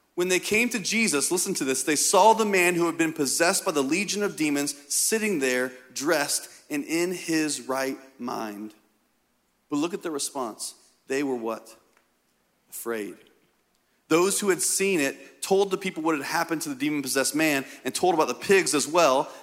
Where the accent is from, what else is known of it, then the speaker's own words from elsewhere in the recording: Indiana, United States; I'm from Indiana